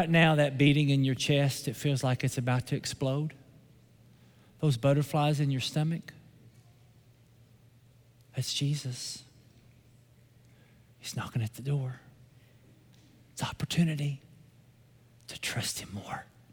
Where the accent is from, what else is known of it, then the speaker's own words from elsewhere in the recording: Somerset, Kentucky, United States; My hometown is Somerset, Kentucky